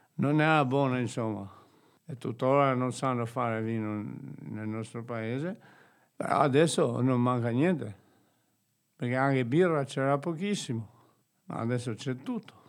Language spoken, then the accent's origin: Italian; Albania; Italian is a second language; moved away as an adult; also born or lived in Treviso, Italy; now in Bolzano, Italy; Vengo da Albania